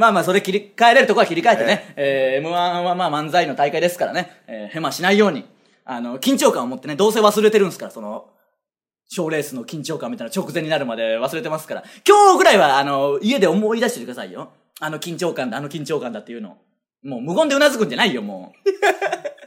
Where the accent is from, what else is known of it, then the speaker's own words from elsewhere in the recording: Okayama, Japan; now in Tokyo, Japan; 岡山出身ですからね